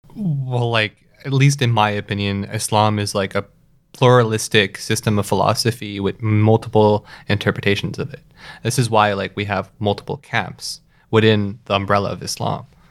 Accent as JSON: {"language": "English", "town": "Toronto", "region": "Ontario", "country": "Canada", "tie": "born or raised there", "said": "I grew up in Etobicoke."}